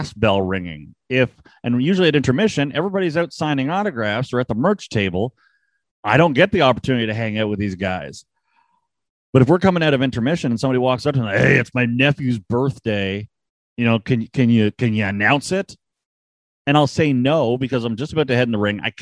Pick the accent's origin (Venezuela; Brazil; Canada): Canada; I'm Canadian